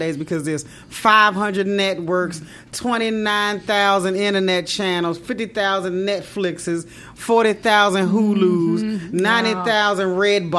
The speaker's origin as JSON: {"language": "English", "region": "Maryland", "country": "United States", "tie": "born or raised there", "moved": "yes", "said": "I grew up in Maryland."}